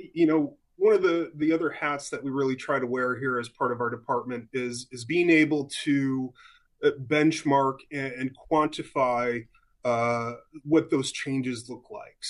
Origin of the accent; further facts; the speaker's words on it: outside Buffalo, New York, United States; moved away as an adult; I grew up actually in Western New York, so just outside of Buffalo, New York